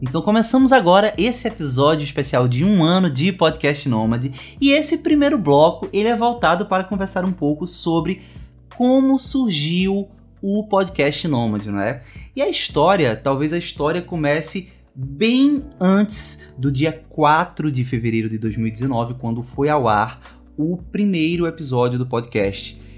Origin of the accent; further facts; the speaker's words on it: Caruaru, Pernambuco, Brazil; eu sou de Caruaru, Pernambuco